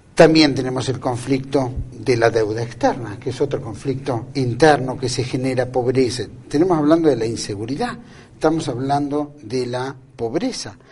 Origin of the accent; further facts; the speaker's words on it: Argentina; como argentinos